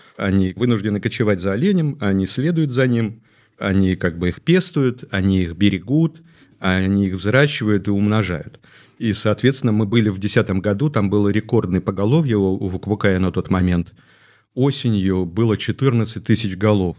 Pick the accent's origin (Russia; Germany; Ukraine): Russia; Chukotka Autonomous Okrug; moved away as an adult; Я родился на Чукотке. Угу. Я вырос там и закончил школу.